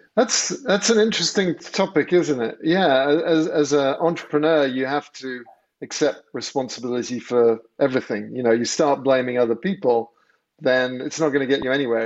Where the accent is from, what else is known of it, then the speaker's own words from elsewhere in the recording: England, United Kingdom; moved away as an adult; now in United States; I grew up in England